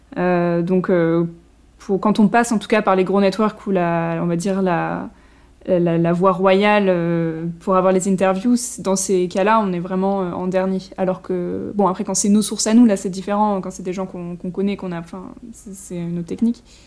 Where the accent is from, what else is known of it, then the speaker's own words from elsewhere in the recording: France; en tant que français